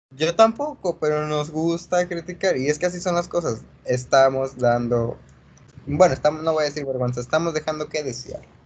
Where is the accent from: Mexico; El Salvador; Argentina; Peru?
Mexico; also born or lived in Spain; nos hemos criado en México, así que nos sentimos mexicanos